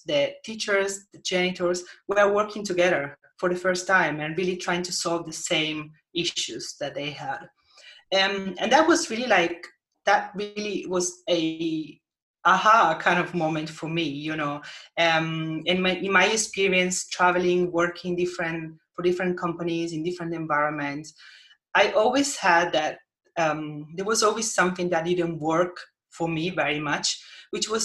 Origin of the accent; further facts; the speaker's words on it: Italy; moved away as an adult; also born or lived in Helsinki, Finland; I decided to relocate to Italy, like to my hometown